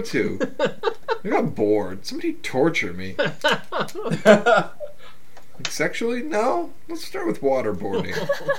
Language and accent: English; United States; I'm an American